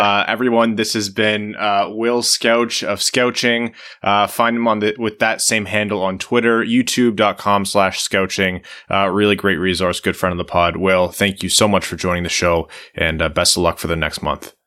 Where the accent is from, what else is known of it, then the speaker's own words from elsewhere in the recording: Windsor, Ontario, Canada; I'm from Windsor, right? Like, you know, I could see Joe Louis Arena from across the river, which was, you know, down the road from my house